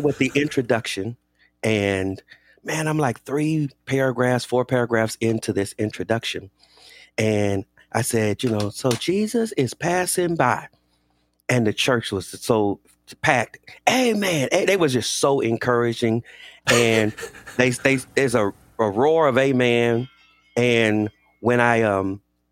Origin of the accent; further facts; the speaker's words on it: Inglewood, California, United States; I grew up in a pastor's home here in Los Angeles. I grew up in Inglewood, California